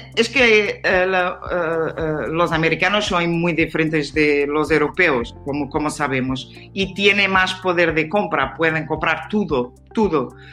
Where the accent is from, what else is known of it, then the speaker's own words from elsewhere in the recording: Portugal; Spanish is a second language; yo soy de Portugal